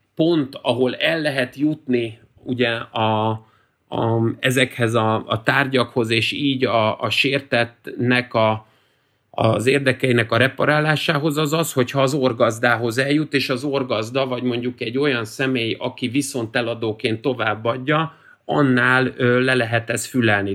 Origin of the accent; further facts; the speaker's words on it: Budapest, Hungary; én is itt a Ferencvárosban, amikor fölnőttem